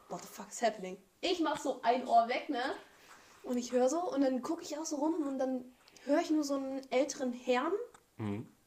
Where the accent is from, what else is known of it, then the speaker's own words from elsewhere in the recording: Germany; Wir sind alle in Deutschland geboren